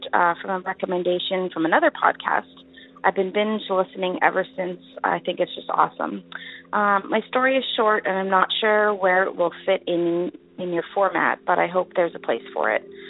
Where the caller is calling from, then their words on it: Winnipeg, Manitoba, Canada; I'm calling from Winnipeg, Manitoba, Canada